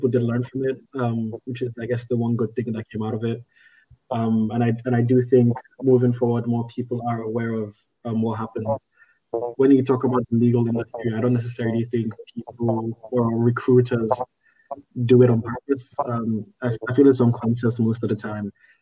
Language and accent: English; Nigeria; I'm Nigerian